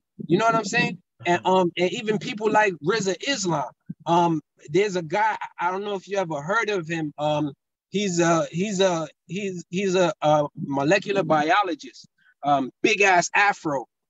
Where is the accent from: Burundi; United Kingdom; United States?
Burundi; born there; I was born in Burundi, but my father's from Mali and my mom's from the Congo.